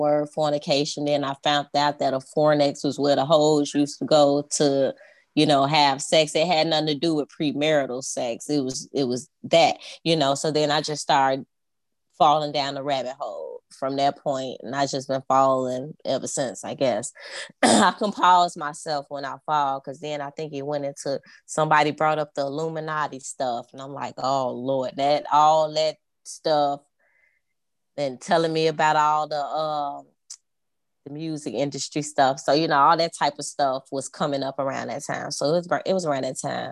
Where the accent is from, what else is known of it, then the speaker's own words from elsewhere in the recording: Chicago, Illinois, United States; I grew up on the west side of Chicago